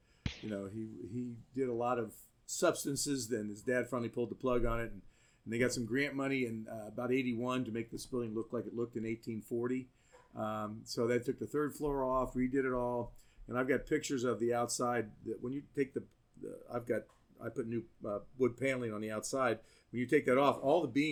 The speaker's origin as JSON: {"language": "English", "town": "Columbus", "region": "Ohio", "country": "United States", "also_born_or_lived": "Ashland, Kentucky", "moved": "as an adult", "lives_now": "Athens, United States", "said": "I'm from Columbus, Ohio."}